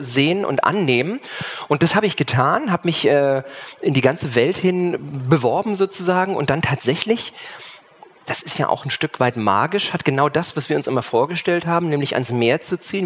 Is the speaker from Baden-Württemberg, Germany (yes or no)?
no; Cologne, North Rhine-Westphalia, Germany; now in Schwerin, Germany; bin ja aus Köln, dann weggezogen